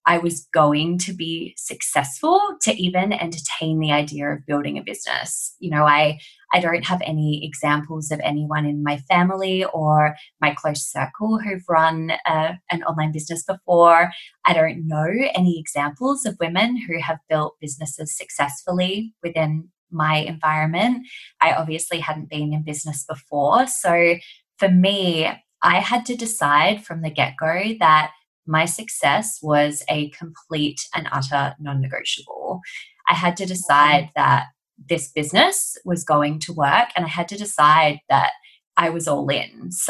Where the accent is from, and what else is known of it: Australia; accent: Australian; also born or lived in London